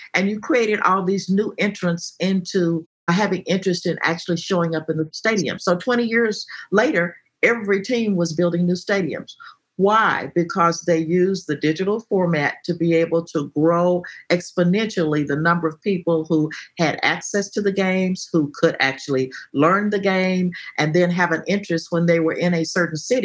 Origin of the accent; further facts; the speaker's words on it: Texas, United States; being a Texan